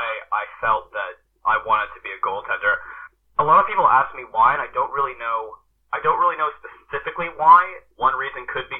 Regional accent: Canada; moved away as an adult; now in St Andrews, United Kingdom; So being Canadian, we start on the ice about conception.

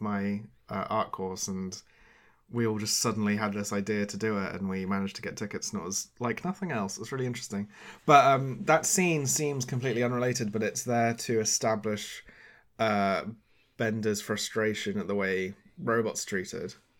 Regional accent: United Kingdom; as a British person

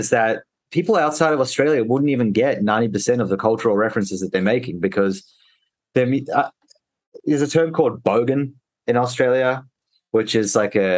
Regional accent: South Africa; moved away; I was born in South Africa

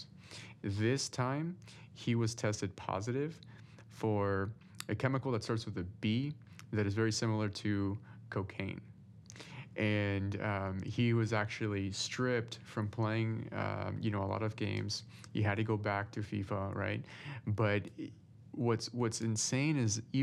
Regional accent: Peru; moved away; I'm originally from Peru

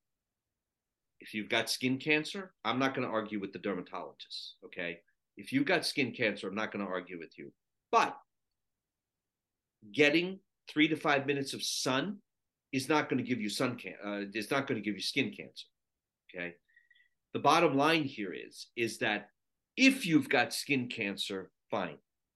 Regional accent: Sri Lanka; moved away; I was born in Sri Lanka, and 60% of the country is Buddhist.

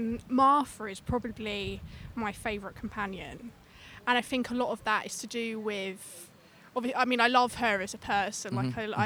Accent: London, United Kingdom; I am from London.

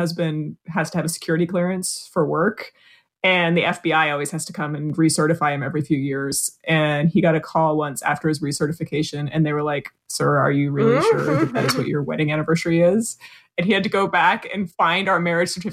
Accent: United States; moved away as an adult; now in England; I'm an American

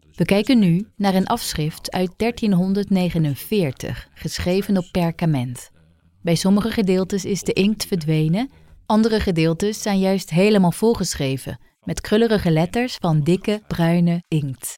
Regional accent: France; moved away; uit Frankrijk, het land waar ik ben opgegroeid

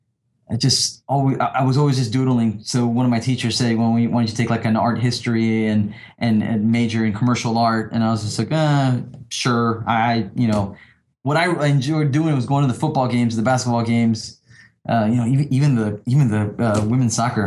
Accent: Panama; moved away as an adult; also born or lived in New Orleans, United States; now in Dallas, United States; I grew up in Panama and I grew up in New Orleans.

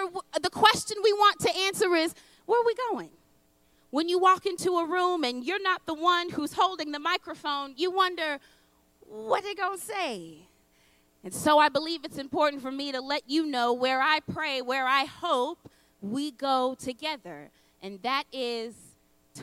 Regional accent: United States; I'm a Black woman born and raised in the United States

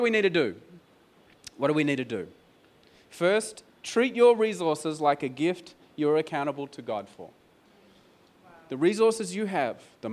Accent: Australia; I'm an Australian

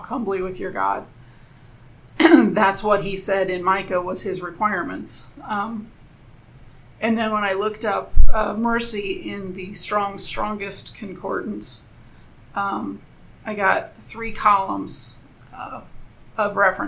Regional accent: United States; I'm American

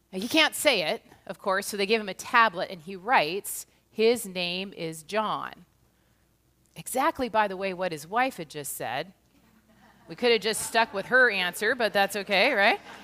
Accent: United States; also born or lived in Kirkland, Washington; As an American

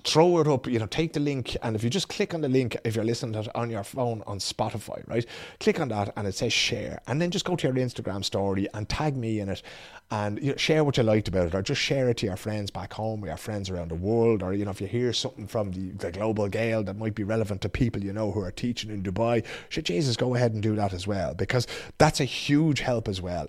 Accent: Dublin, Leinster, Ireland; accent: Dublin; now in Sweden; my Dublin accent

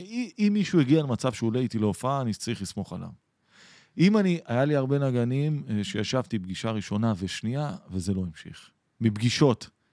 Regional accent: Atlit, Haifa District, Israel; גדלתי באתלית, שזה קרוב לחיפה

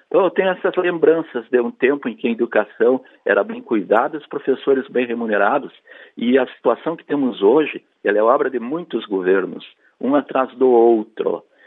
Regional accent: Alegrete, Rio Grande do Sul, Brazil; essas duas escolas na minha cidade natal, a Negrete

